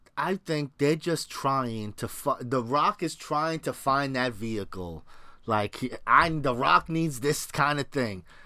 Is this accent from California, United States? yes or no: no; New York, United States; I'm from New York